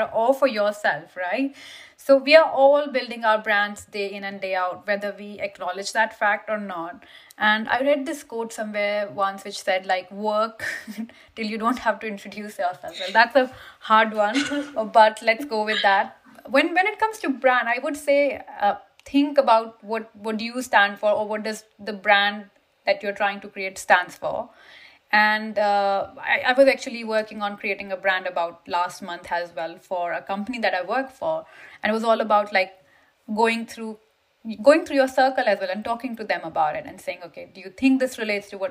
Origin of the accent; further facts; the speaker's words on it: India; moved away as an adult; now in United Kingdom; I came from India to UK